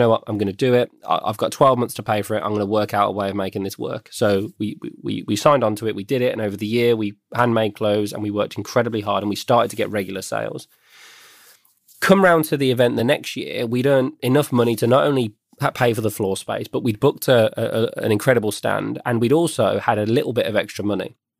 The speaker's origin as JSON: {"language": "English", "town": "Birmingham", "region": "West Midlands", "country": "United Kingdom", "tie": "born or raised there", "said": "I grew up in the West Midlands of the UK."}